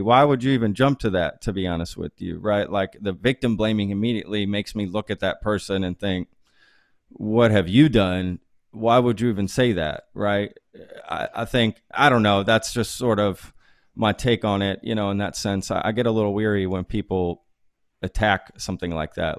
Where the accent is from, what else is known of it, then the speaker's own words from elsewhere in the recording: Texas, United States; growing up in Texas is maybe what made me who I am today